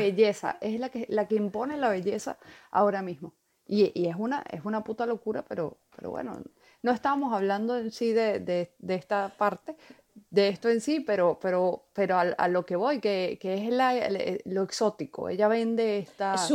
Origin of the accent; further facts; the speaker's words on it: Valencia, Carabobo, Venezuela; moved away; soy de aquí, de, Valencia, aquí, yo nací aquí